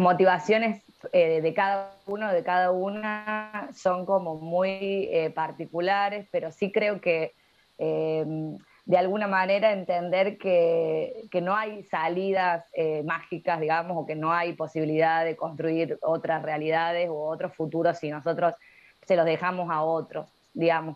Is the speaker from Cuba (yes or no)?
no; La Rioja, Argentina; now in Córdoba, Argentina; soy riojana, pero vivo en Córdoba hace ya bastantes años